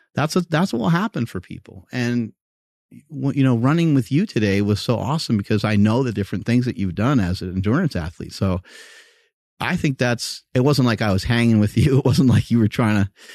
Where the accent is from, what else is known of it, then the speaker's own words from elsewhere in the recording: New York, United States; I grew up in New York